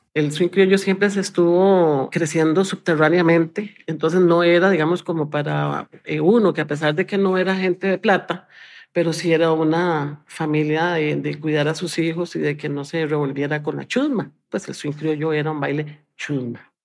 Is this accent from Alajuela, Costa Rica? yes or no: no; San José, Costa Rica; soy de San José, Costa Rica